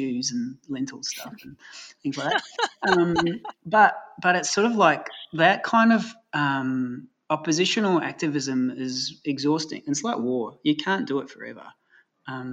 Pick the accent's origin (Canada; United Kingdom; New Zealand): New Zealand; moved away as an adult; I grew up in New Zealand, and that would have never happened when I left, 30 years ago